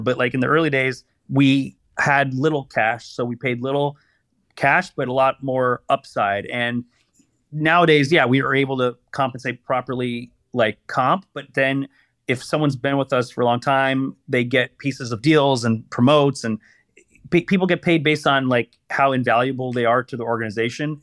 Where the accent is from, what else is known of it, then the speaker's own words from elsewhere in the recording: Los Angeles, California, United States; I'm born and raised in Los Angeles, sort of boring, never left L